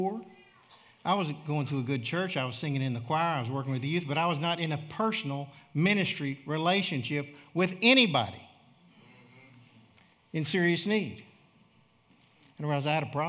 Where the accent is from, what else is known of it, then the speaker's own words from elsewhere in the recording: Charlotte, North Carolina, United States; moved away; also born or lived in South Africa; I'm from Charlotte, North Carolina.